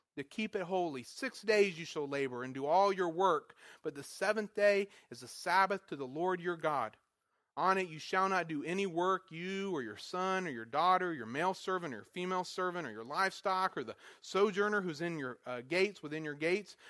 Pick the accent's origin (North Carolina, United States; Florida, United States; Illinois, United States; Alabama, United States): North Carolina, United States; moved away as an adult; also born or lived in Wisconsin; I was from North Carolina